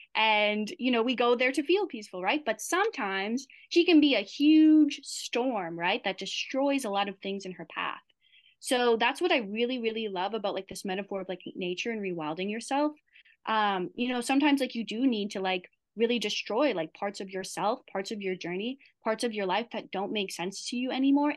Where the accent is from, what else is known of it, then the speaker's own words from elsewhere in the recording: Midwest, United States; moved away as an adult; also born or lived in Wisconsin / Maui; I'm I'm originally from the Midwest